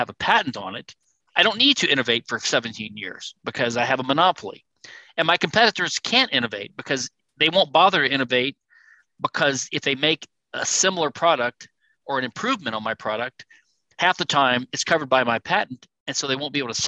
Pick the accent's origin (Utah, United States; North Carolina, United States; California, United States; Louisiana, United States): Louisiana, United States; Louisiana, my home state